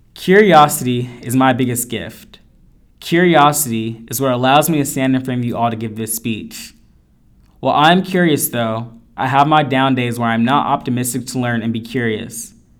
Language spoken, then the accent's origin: English; Northern California, United States; also born or lived in Elk Grove / Modesto / Riverbank; I'm from Northern California, raised, lived in Elk Grove, Modesto, Riverbank